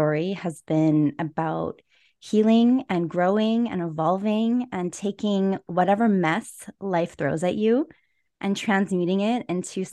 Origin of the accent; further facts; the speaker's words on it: Edmonton, Alberta, Canada; I was born and raised in Edmonton, Alberta.